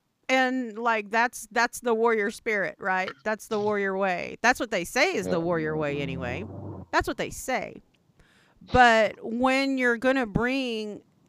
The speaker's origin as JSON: {"language": "English", "town": "Anadarko", "region": "Oklahoma", "country": "United States", "tie": "born or raised there"}